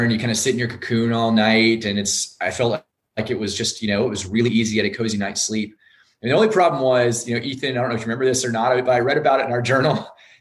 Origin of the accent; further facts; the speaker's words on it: Maine, United States; also born or lived in Northeast United States; And I was born in Maine and I've lived in the Northeast.